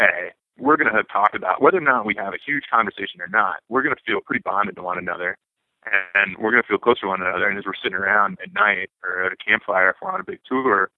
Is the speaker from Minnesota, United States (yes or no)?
no; South Dakota, United States; moved away; growing up in South Dakota